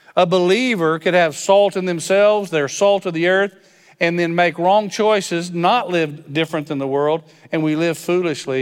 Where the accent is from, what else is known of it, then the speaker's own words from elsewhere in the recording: West Texas, United States; moved away; I'm from West Texas, so when you drive by people, you wave at 'em.